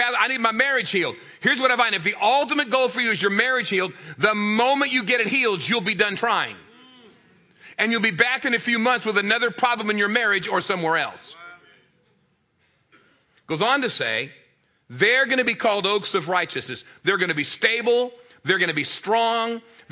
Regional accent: San Diego, California, United States; moved away as an adult; also born or lived in Rocky Mount, North Carolina; I grew up in San Diego, California

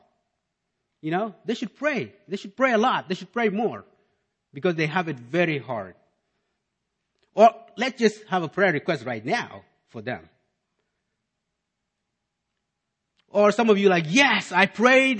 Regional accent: South Sudan; also born or lived in Malakal; now in United States; growing up in South Sudan

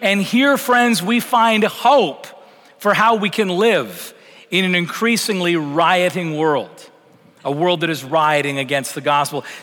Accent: Canada; moved away as an adult; now in United States; been in Texas almost seven years, and that still feels strange to me. Because you got to remember where I came from coming from Canada, coming from a very secularized context.

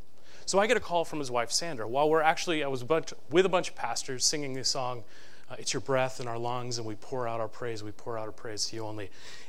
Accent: East Coast, United States; because we're from the East Coast

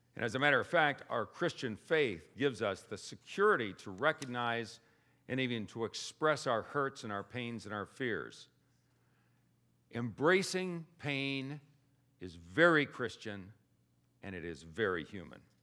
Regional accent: Indiana, United States; I'm from Indiana

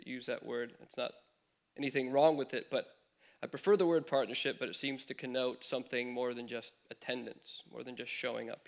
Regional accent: California, United States; moved away as an adult; My wife and I moved here from California, mentioned about 4 years ago now

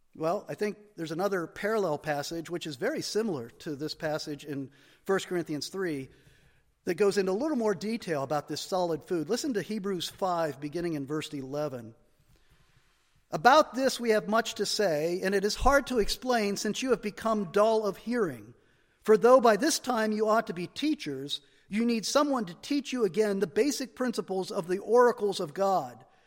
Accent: United States; we as American Christians

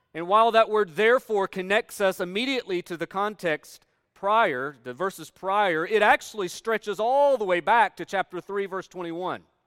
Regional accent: Northeast Tennessee, United States; moved away as an adult; also born or lived in Kentucky; I grew up in Northeast Tennessee, where we're surrounded by mountains

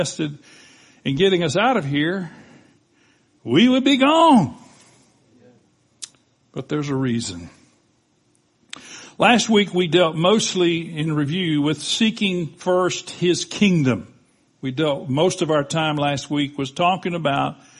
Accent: Panama City, Florida, United States; I was born in Bay Memorial Hospital in Bay County, Florida. The minute I took my first breath, I was a citizen of the United States of America, of Bay County, and of Panama City, Florida.

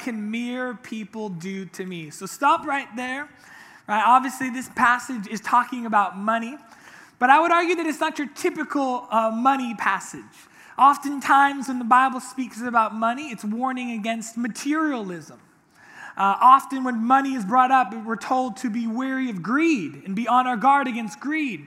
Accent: Orange County, California, United States; I grew up here in Orange County my whole life

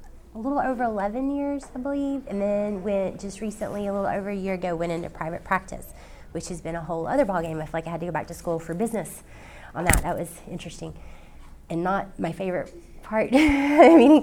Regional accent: Nashville, Tennessee, United States; I grew up here in Nashville

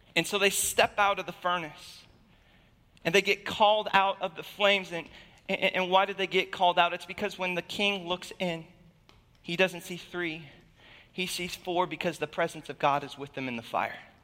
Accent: Alaska, United States; moved away; I was born and raised in Alaska

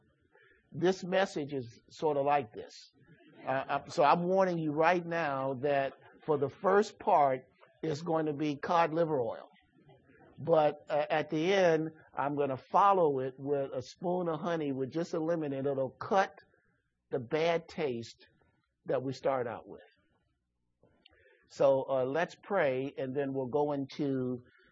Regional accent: Chicago, Illinois, United States; I grew up in Chicago

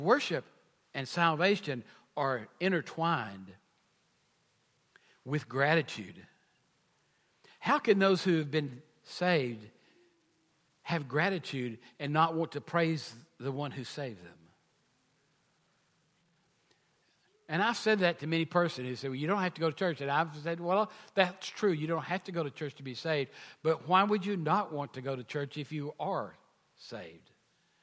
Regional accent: United States; being American, born in this country

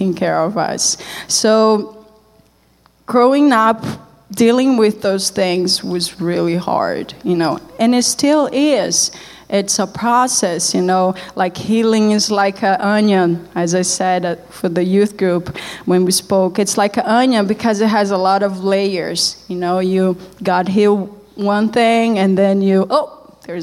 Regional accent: Brazil; English is a second language; moved away as an adult; also born or lived in Canada; I wasn't like some people in Brazil.

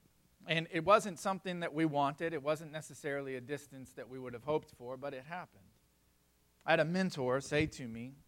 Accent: South Florida, United States; I grew up in South Florida

